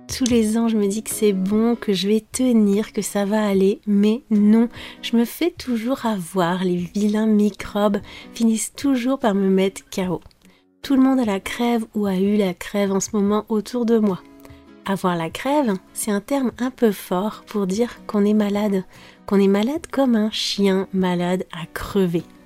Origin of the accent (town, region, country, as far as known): France